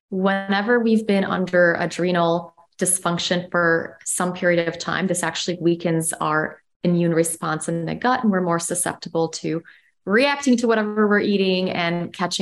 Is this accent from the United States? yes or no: yes; Chicago, Illinois, United States; moved away; also born or lived in Amsterdam; I'm from Chicago and I've lived in Europe